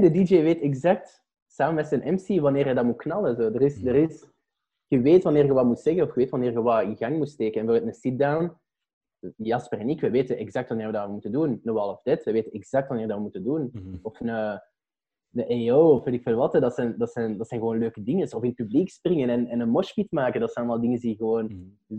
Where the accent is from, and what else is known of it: Belgium